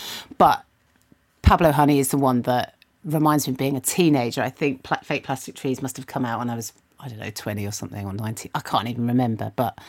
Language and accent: English; Kingston, London, United Kingdom; We were in Kingston, so getting to Brixton was easy.